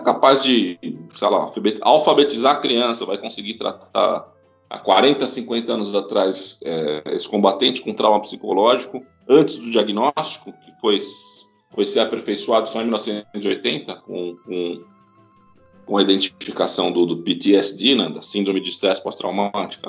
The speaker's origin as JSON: {"language": "Portuguese", "country": "Brazil", "said": "Eu sou brasileiro"}